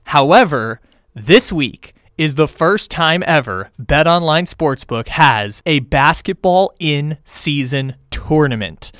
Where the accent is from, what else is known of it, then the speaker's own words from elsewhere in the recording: Sacramento, California, United States; my hometown, Sacramento Kings